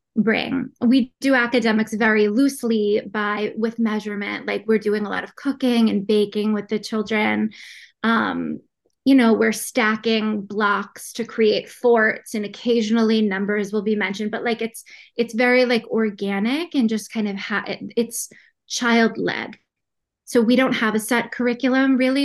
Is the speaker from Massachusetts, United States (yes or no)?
yes; Boston, Massachusetts, United States; I'm from Boston, Massachusetts.